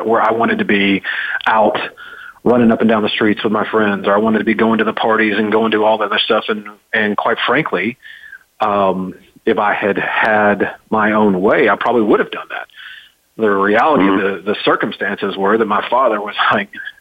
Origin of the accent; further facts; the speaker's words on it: Dallas, Texas, United States; moved away; also born or lived in Memphis, Tennessee; I was born in Dallas, Texas, grew up in Dallas, Texas, in a entrepreneurial family.